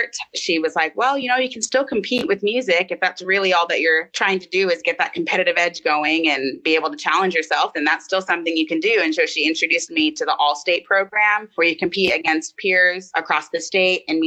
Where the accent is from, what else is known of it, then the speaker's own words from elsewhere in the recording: Florida, United States; growing up in Florida and being at like the water parks